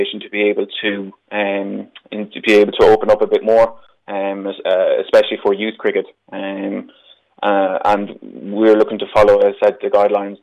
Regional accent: Ireland; me as an Irish person

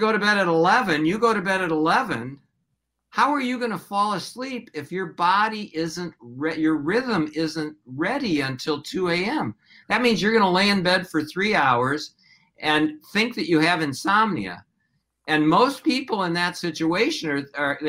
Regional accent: Hopkins, Minnesota, United States; also born or lived in Detroit, Michigan; I grew up in Minnesota. I grew up in Hopkins.

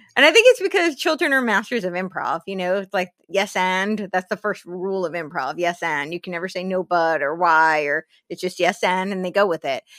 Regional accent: New Jersey, United States; moved away; also born or lived in New York City; I grew up in New Jersey

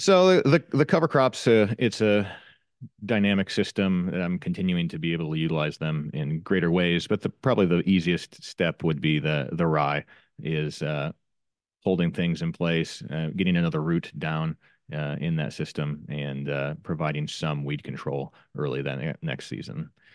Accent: Northwest Iowa, United States; I'm from Northwest Iowa, and, uh, I'm a crop farmer

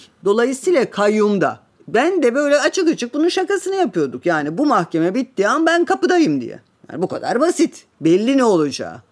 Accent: Trabzon, Turkey; Ben Trabzonluyum.

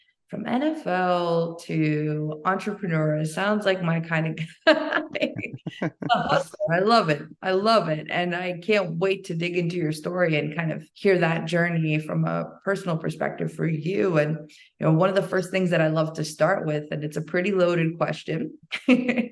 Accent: Boston, Massachusetts, United States; I come from Boston, Massachusetts

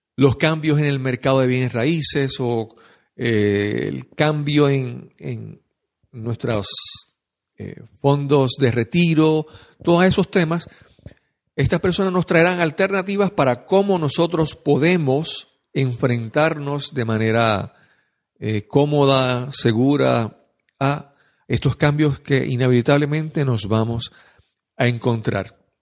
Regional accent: San Juan, Puerto Rico; soy de San Juan de Puerto Rico

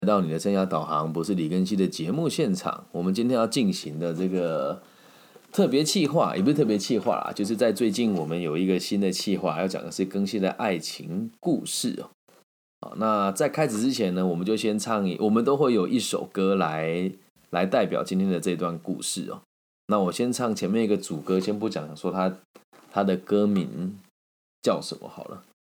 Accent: Taiwan; 我是台湾人

